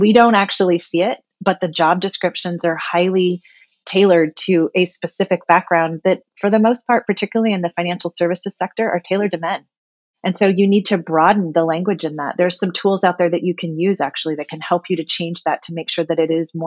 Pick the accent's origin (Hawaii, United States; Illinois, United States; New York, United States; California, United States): California, United States; Gilroy; I was born and raised in Gilroy, California, very small town at the time when I lived there.